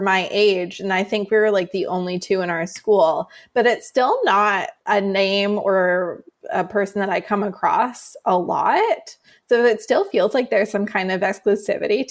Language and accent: English; Canada; also born or lived in Vancouver Island, British Columbia; Born and raised in Canada. I live on Vancouver Island